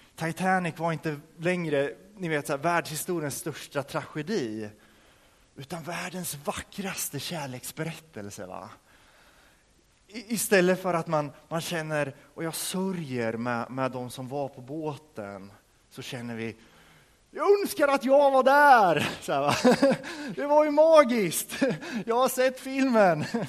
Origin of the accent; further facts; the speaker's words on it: Örebro County, Sweden; hemma i, där jag kommer ifrån, utanför Örebro